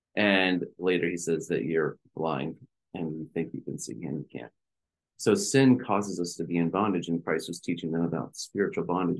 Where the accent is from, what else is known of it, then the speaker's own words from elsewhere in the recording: United States; we are Americans